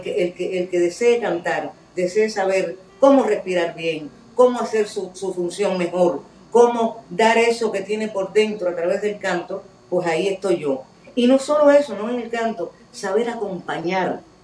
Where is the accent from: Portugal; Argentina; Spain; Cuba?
Cuba; como cubana